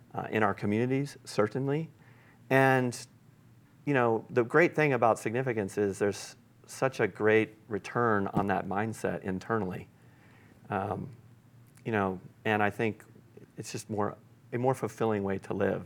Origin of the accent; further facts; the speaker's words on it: Granby, Colorado, United States; my hometown of, of Granby, Colorado